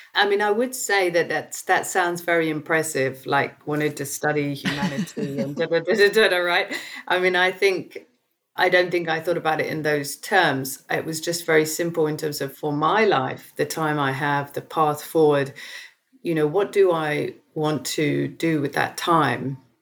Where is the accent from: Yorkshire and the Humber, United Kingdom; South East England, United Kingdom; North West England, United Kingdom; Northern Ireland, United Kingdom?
South East England, United Kingdom; growing up in Southeast England in the 1970s